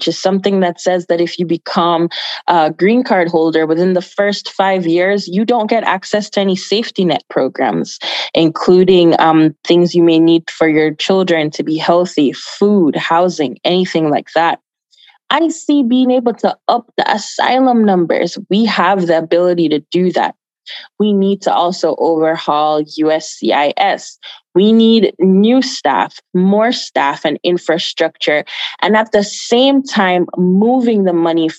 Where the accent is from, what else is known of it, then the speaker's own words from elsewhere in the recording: Jamaica; now in United States; I was born in Jamaica. I was born in Jamaica. I migrated here quite some time ago and went to school here in the United States.